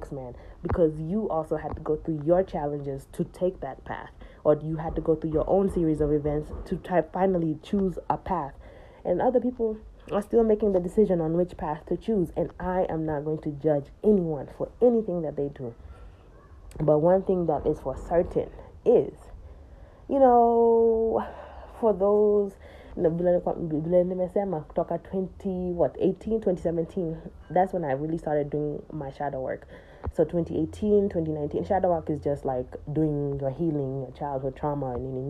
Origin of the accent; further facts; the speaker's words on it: United States; I grew up in America